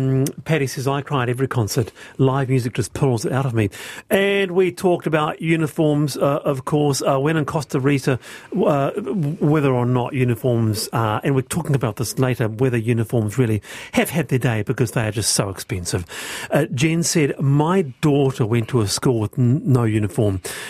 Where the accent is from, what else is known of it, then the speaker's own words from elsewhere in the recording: France; I grew up in France. The concept of school uniforms is completely asinine there.